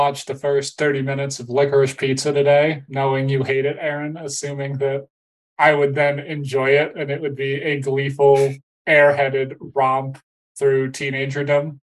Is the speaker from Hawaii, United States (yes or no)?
yes; Hawaii, United States; I grew up in Hawaii